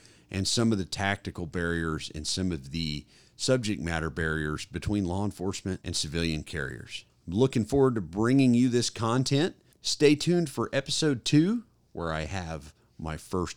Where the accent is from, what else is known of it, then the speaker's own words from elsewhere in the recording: Oklahoma City, Oklahoma, United States; also born or lived in Fort Bragg, North Carolina; moved back to my home state and hometown of Oklahoma City, Oklahoma